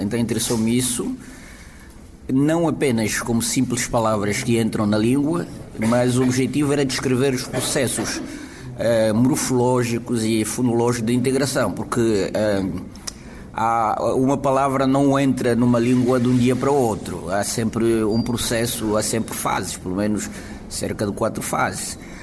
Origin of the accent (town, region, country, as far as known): Angola; now in Portugal